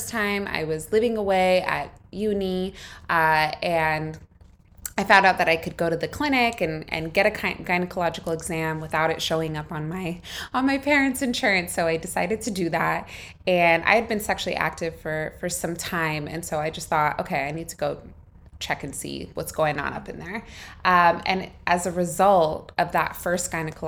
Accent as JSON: {"language": "English", "country": "United States", "tie": "born or raised there", "moved": "yes", "said": "I grew up in the States. My parents immigrated to California from Egypt"}